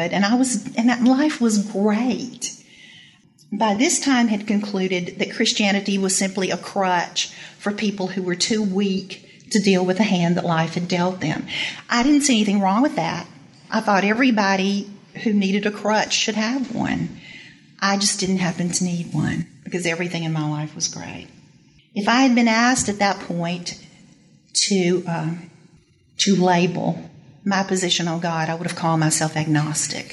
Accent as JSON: {"language": "English", "town": "Shreveport", "region": "Louisiana", "country": "United States", "tie": "born or raised there", "also_born_or_lived": "Natchitoches, Louisiana", "said": "I was born in Natchitoches. My father eventually accepted a job in Shreveport, which is where I spent most of my growing up years."}